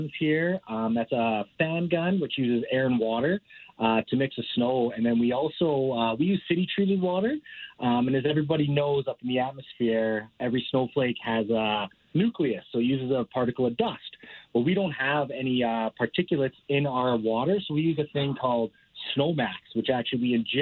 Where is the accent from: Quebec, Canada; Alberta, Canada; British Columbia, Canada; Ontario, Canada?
Alberta, Canada; Calgary; I grew up in Calgary, born and raised